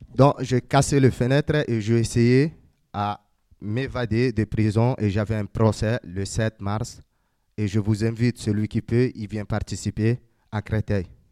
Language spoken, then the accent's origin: French; Chad; now in Calais, France; je suis tchadien, je viens, je viens du Tchad